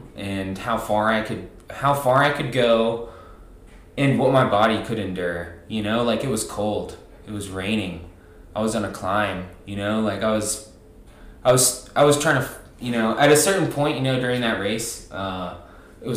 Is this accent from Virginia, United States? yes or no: yes; Virginia, United States; moved away as an adult; also born or lived in Roanoke, Virginia; now in Cottonwood, Arizona, United States; I'm originally from Virginia